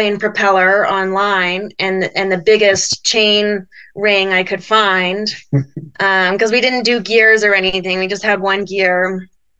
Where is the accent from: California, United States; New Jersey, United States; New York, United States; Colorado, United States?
Colorado, United States; we're from Colorado, so we're used to the cold